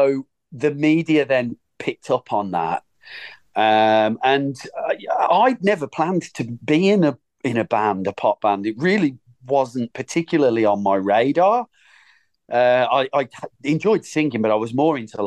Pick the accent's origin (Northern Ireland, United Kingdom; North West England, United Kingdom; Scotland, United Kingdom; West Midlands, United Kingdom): West Midlands, United Kingdom; Birmingham; I'm from Birmingham